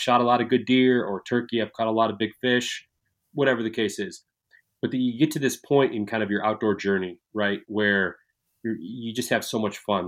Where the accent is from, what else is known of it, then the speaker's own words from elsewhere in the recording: Michigan, United States; moved away as an adult; I grew up in Michigan, very similar upbringing to you guys